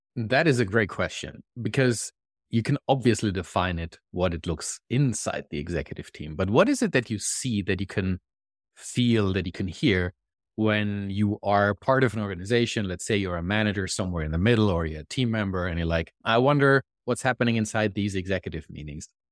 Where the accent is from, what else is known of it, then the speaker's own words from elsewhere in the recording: Germany; moved away as an adult; now in Canada; I live in Canada, and as you can probably hear from my accent, I am not originally Canadian, I'm German. I moved to Canada about three and a half years ago